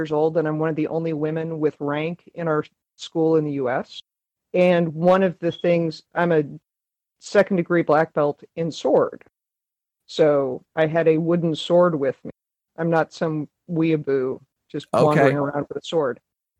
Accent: St. Louis, Missouri, United States; now in Kentucky, United States; live in Kentucky, of all places, OVW country. There's also IWA across the river. I grew up in Muchnick territory out in St. Louis

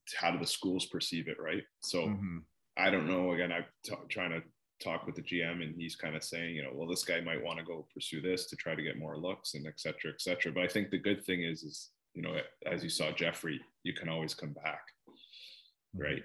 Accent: Mississauga, Ontario, Canada; moved away; I'm from Mississauga, Toronto area

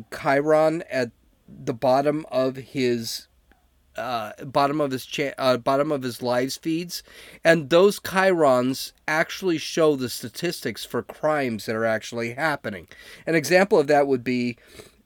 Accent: San Diego, California, United States; I'm like from San Diego

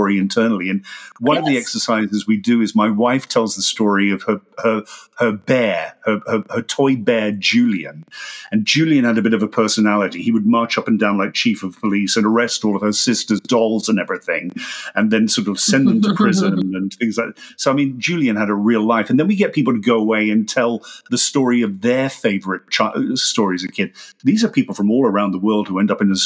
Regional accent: Australia; moved away as an adult; now in United Kingdom; there's 20 years of me being an Australian, which I grew up

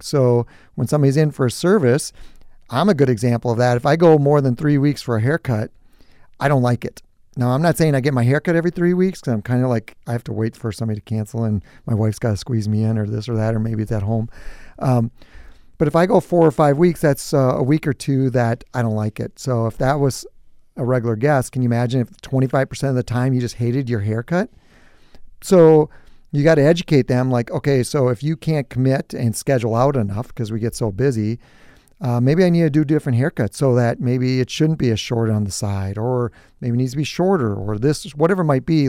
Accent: New Prague, Minnesota, United States; I grew up on a farm. It was just my brother and I and obviously my parents, and so I'm from New Prague

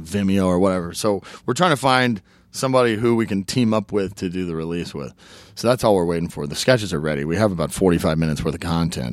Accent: Oklahoma, United States; I'm from Oklahoma

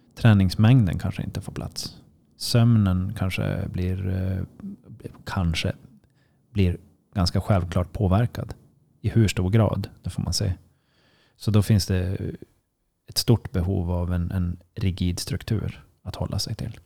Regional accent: Sweden; som svensk

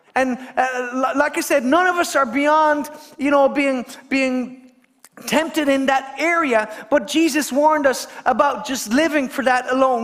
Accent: Kerry, Munster, Ireland; I come from Kerry

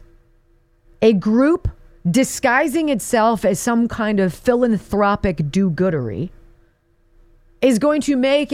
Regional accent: Pennsylvania, United States; I was working for the local ABC affiliate in my hometown here in the land before time, Pennsylvania

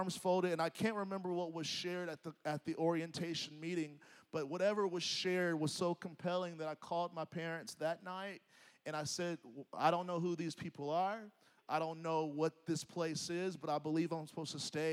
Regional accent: Nashville, Tennessee, United States; moved away as an adult; I grew up in Nashville. I went to college in Nashville.

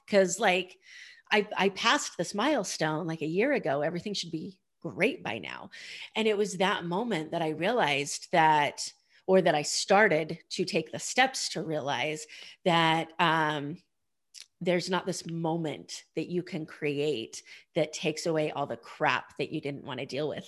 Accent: Idaho, United States; I grew up in Idaho

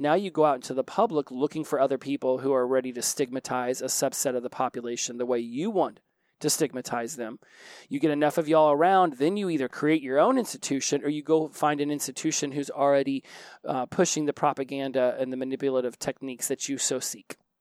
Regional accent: Oklahoma, United States; I'm from Oklahoma

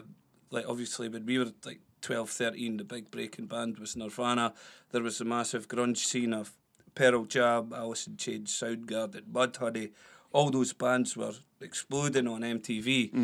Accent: Blairgowrie, Scotland, United Kingdom; moved away; I'm originally from Blairgowrie.

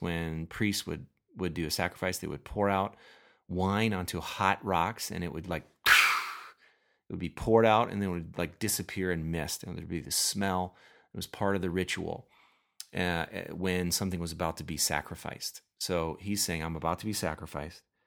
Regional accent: Minnesota, United States; I am from Minnesota

